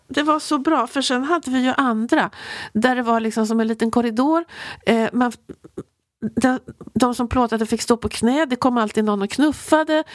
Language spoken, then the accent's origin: Swedish; Sweden; som svensk